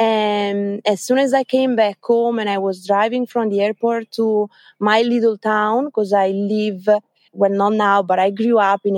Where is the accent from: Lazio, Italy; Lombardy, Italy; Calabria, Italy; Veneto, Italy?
Lombardy, Italy; Lecco; English is a second language; also born or lived in Australia; I'm from Lecco, so from Lake Como, eastern side of Lake Como.